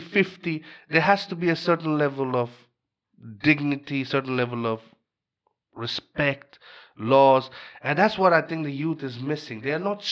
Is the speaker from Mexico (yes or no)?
no; Bangladesh; moved away; I'm from Bangladesh.